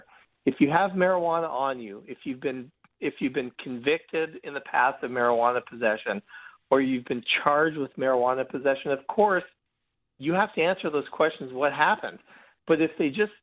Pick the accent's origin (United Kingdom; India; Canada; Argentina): Canada; I'm Canadian like him, but I practice immigration law.